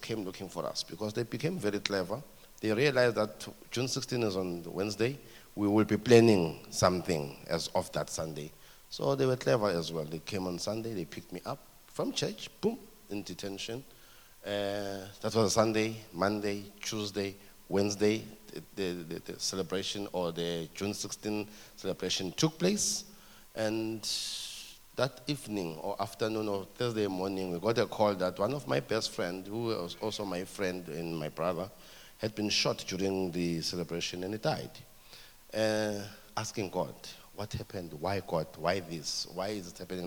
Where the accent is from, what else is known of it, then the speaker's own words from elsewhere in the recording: Ermelo, Mpumalanga, South Africa; I grew up in Ermelo. In Ermelo is in Mpumalanga, southeastern Transvaal.